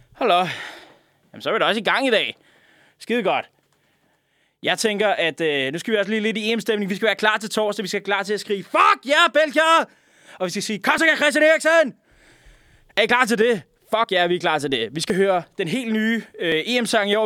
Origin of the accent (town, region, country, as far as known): Denmark